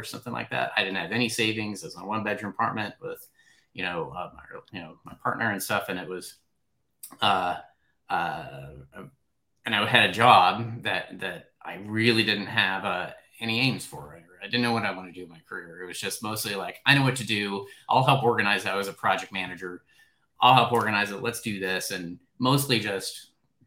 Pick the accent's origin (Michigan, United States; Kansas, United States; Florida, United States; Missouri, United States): Kansas, United States; I'm from Kansas